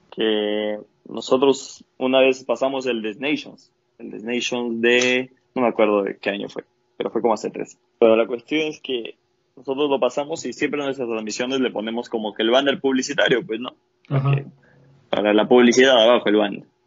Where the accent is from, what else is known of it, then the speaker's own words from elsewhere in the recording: Valle de los Chillos, Pichincha, Ecuador; now in Lima, Peru; parece el Valle de los Chillos, yo soy del Valle